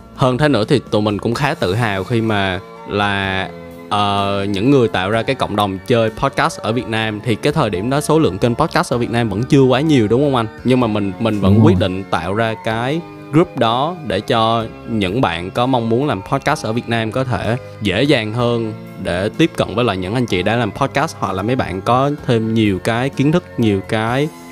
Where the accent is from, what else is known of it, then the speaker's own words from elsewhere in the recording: Vietnam; mình là người Việt Nam và mình tự hào về điều đó